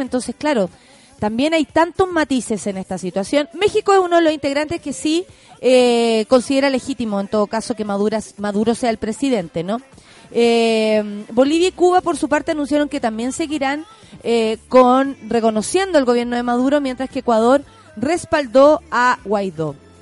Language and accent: Spanish; Chile; como chilenos, chilenas